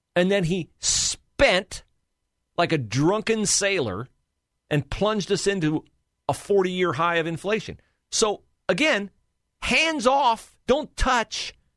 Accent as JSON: {"language": "English", "town": "West Liberty", "region": "Ohio", "country": "United States", "tie": "born or raised there", "also_born_or_lived": "Cleveland, Ohio / Troy, Ohio", "moved": "as an adult", "lives_now": "Columbus, United States", "said": "my home area, reaches up to my hometown, West Liberty, Ohio"}